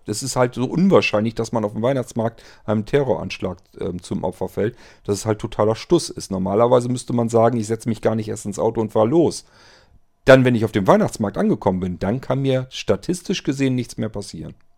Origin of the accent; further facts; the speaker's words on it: Germany; wenn man als Deutscher rüberkam und die haben das spitz gekriegt, dass man ein Deutscher war